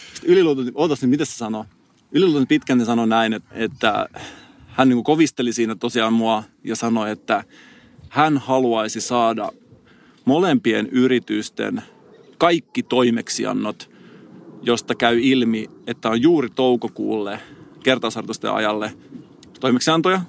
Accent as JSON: {"language": "Finnish", "town": "Salo", "region": "Southwest Finland", "country": "Finland", "tie": "born or raised there", "moved": "yes", "said": "mä oon käynyt just Salossa, mistä mä oon kotosin"}